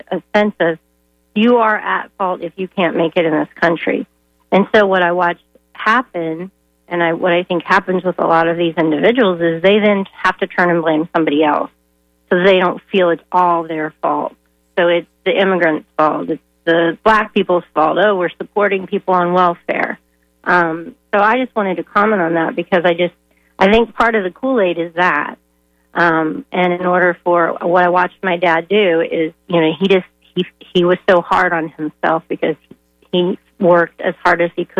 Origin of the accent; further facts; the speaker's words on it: Danville, Illinois, United States; now in St. Petersburg, United States; I grew up in Danville, Illinois, which is now considered one of the armpits of Illinois